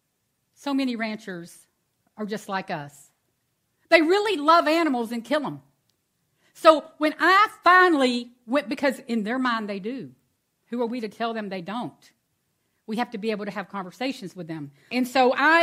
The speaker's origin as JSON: {"language": "English", "town": "Houston", "region": "Texas", "country": "United States", "tie": "born or raised there", "also_born_or_lived": "Angleton, Texas", "said": "I'm born and raised in Texas"}